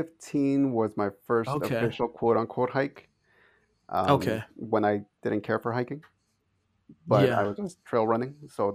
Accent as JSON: {"language": "English", "town": "San Diego", "region": "California", "country": "United States"}